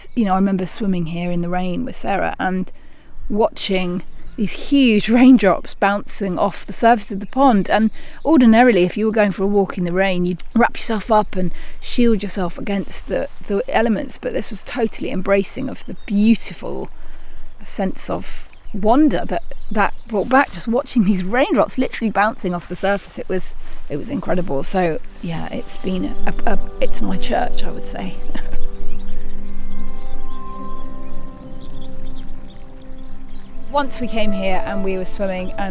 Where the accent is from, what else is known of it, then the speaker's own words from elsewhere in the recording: London, United Kingdom; moved away; I grew up in London and we didn't have any real natural experiences